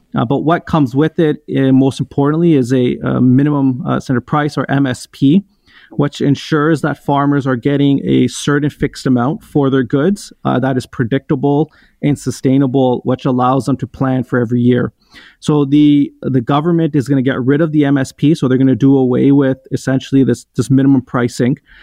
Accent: Canada; I was the first generation to be born and raised in Canada

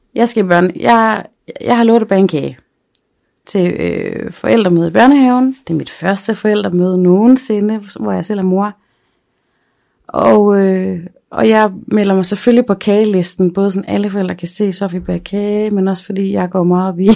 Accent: Aarhus, Central Denmark Region, Denmark; now in Aalborg, Denmark; hjemme i Aarhus på Frederiksbjerg

